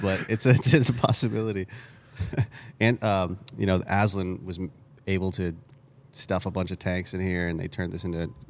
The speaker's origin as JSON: {"language": "English", "town": "Boston", "region": "Massachusetts", "country": "United States", "accent": "Boston", "said": "I say American, but my parents are immigrants, and so this accent is kind of made up. I'm from Boston originally."}